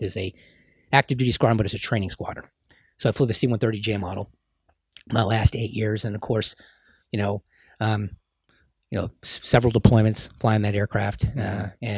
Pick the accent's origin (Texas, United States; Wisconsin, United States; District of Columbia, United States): Texas, United States; Houston; born there; So he used to take me when we lived in Houston because I was born in Houston. And even though you can't tell from my accent, but I've moved so much.